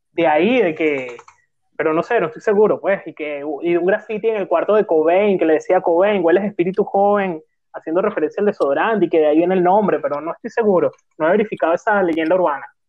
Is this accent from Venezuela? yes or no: yes; Venezuela; soy venezolano